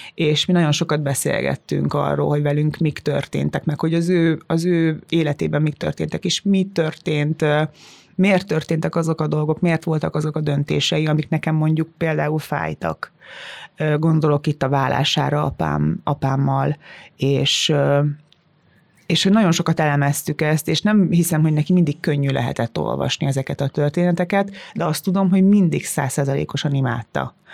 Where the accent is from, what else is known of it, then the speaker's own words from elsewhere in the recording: Tiszalök, Szabolcs-Szatmár-Bereg, Hungary; moved away; én innen jövök, én, ugyanaz a gyökerem, mint nektek, ugyanott nőttem fel